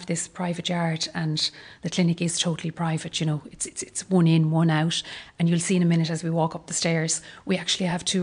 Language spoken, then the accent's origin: English; Ireland; We're Irish